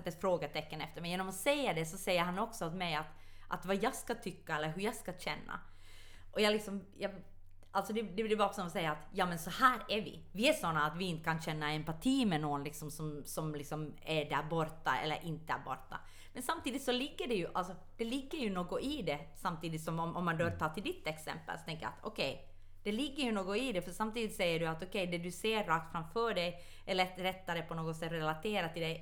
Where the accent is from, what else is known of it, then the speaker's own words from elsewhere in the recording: Ostrobothnia, Finland; Men jag är finländare. Dock inte nylänning, dock stolt österbottning.